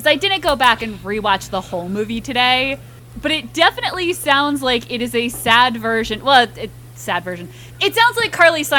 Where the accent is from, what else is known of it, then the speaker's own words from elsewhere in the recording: Fairfield County, Connecticut, United States; Here's where I grew up. We were very adamant that we were bridge trash, not tunnel trash, and it was better. I mean, just to show you the level of snobbery going on in Fairfield County, Connecticut.